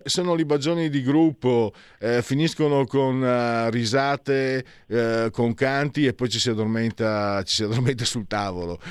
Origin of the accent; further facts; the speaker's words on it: Italy; vengo da Friuli Veneto